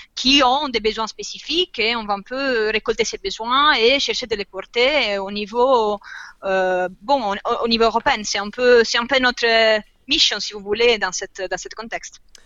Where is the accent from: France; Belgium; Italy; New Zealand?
Italy; French is a second language; moved away; je viens d'Italie